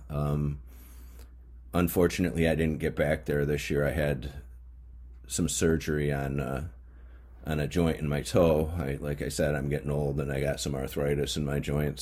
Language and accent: English; Mohawk region, upstate New York, United States; I grew up in the Mohawk uh, region